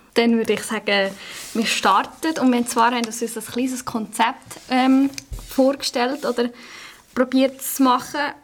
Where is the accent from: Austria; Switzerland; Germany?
Switzerland; Sursee, Lucerne; ich komme von Sursee